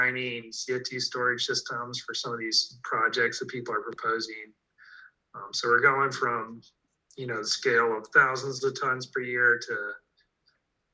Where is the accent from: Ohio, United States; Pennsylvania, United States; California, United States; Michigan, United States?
Ohio, United States; I grew up in Ohio